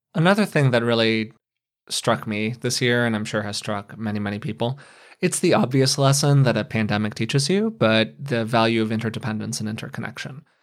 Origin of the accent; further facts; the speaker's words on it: United States; as an American